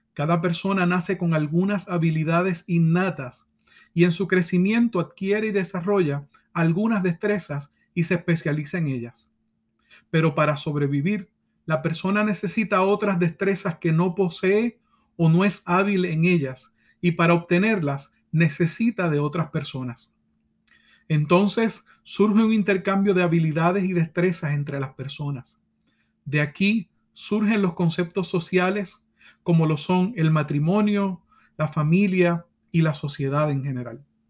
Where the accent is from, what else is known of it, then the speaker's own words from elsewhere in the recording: Puerto Rico; como decimos en mi país, Puerto Rico